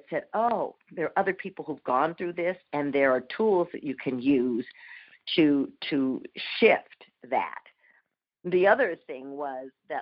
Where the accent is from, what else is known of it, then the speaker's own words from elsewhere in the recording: Minneapolis, Minnesota, United States; I was born in Minneapolis